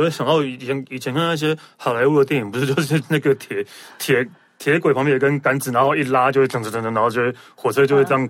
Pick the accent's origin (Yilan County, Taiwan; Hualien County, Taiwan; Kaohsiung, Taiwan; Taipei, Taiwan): Yilan County, Taiwan; Yilan; 我在宜兰长大，我都不知道这个东西